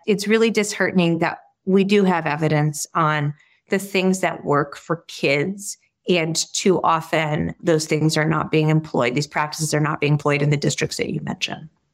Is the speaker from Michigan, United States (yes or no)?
yes; Detroit, Michigan, United States; moved away; also born or lived in Boston; I grew up around Detroit